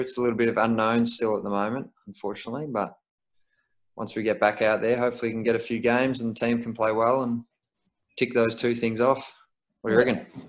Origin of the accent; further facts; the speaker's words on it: Melbourne, Victoria, Australia; moved away as an adult; now in Brisbane, Australia; I'm from Melbourne originally